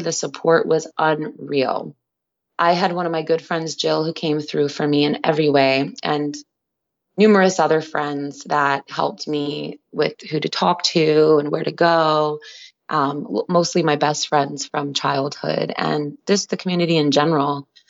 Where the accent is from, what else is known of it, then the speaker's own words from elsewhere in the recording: Staten Island, New York, United States; it meant a lot to me to film in my hometown where I had lost so many loved ones to that epidemic.